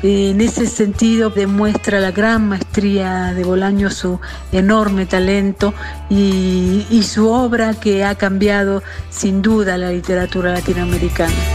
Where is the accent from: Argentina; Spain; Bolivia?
Argentina; moved away as an adult; now in Mexico; vivo en México hace 20 años, pero soy argentina